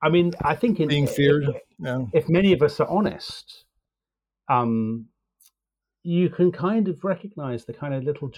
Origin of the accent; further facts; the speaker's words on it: United Kingdom; British intellectuals